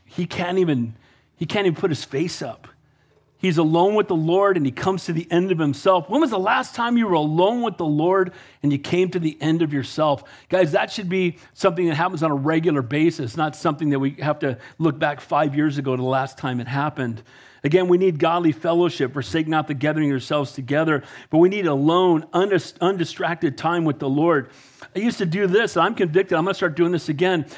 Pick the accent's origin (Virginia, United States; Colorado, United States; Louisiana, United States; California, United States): California, United States; Santa Cruz; I'm from Santa Cruz